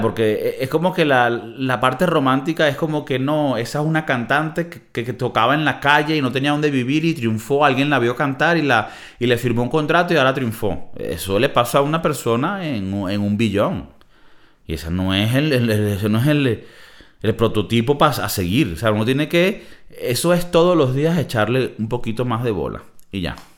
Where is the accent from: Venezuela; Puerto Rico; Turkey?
Venezuela; Valencia, Carabobo; also born or lived in United States; now in Madrid, Spain; yo nací en Valencia, Venezuela